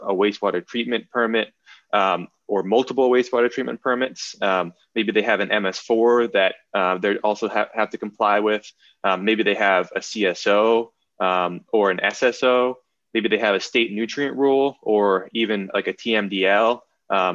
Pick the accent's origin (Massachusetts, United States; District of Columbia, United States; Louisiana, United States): Massachusetts, United States; I'm from Massachusetts